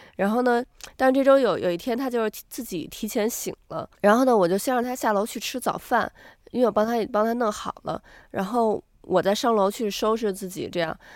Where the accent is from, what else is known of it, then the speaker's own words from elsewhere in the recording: Beijing, China; now in New Zealand; 咱们是从海淀出来的孩子